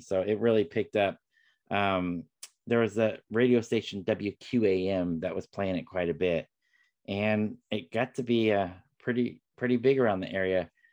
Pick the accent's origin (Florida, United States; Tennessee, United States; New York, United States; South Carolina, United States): Florida, United States; West Palm Beach; my home state of Florida, n- uh, not far from where I was born in West Palm Beach